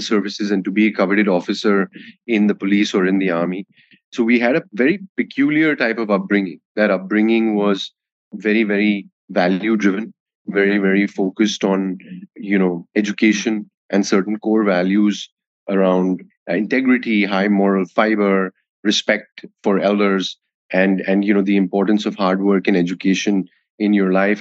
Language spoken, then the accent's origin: English; Delhi, India; moved away as an adult; also born or lived in Kolkata, India / United States / London, United Kingdom; I was born in Calcutta and uh, I grew up in, I did my schooling, all my schooling in Delhi.